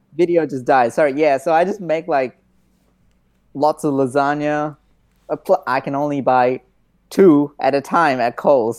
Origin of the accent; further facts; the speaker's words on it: India; I'm Indian and we cook a lot of rice